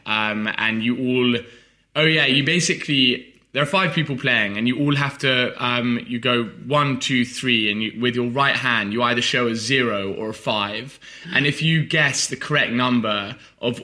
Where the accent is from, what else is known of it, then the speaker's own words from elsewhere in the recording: Oxford, South East England, United Kingdom; I grew up in Oxford